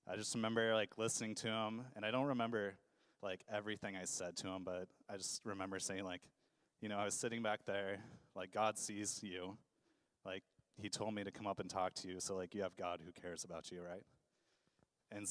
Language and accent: English; Idaho, United States; moved away as an adult; now in Portland, United States; I grew up in Idaho, and the reason I'm in Portland is that I initially moved out here to go to college